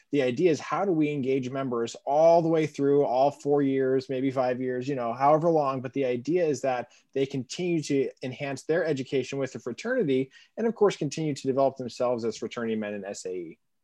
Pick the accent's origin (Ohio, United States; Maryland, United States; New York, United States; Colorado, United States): Colorado, United States; now in Chicago, United States; I'm originally from Colorado